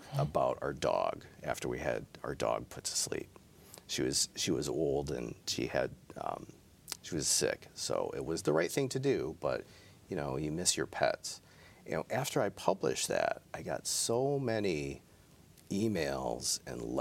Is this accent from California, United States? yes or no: no; Midland, Michigan, United States; I grew up in Midland